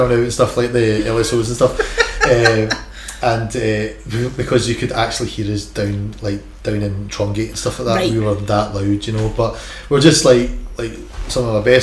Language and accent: English; Milton, Scotland, United Kingdom; I'm just a wee guy from Milton